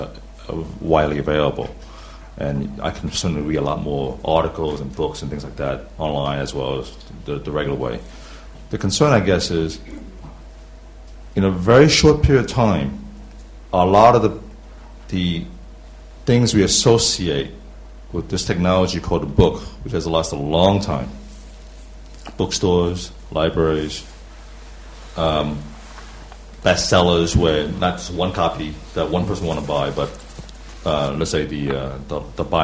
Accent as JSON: {"language": "English", "region": "New York", "country": "United States", "moved": "yes", "lives_now": "London, United Kingdom", "said": "I'm from New York, and now living in London."}